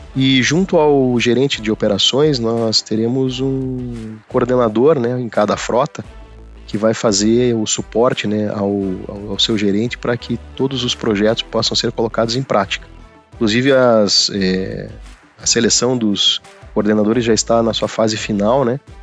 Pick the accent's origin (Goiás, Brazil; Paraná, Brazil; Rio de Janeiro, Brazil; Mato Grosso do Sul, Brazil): Paraná, Brazil; Curitiba; eu sou curitibano, né? Sou nascido em Curitiba, minha família toda de lá. É, eu fiz toda, toda a parte né, de estudo fundamental, né? A parte né, de educação lá em Curitiba mesmo